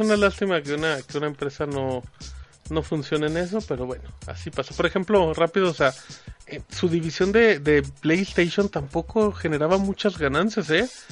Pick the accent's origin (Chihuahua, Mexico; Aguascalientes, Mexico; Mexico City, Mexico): Aguascalientes, Mexico; also born or lived in Zacatecas; somos de Aguascalientes